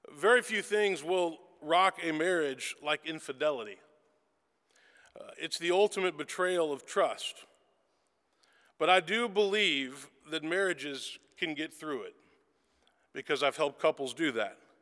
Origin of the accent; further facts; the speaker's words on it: Memphis, Tennessee, United States; I was born and raised in Memphis, Tennessee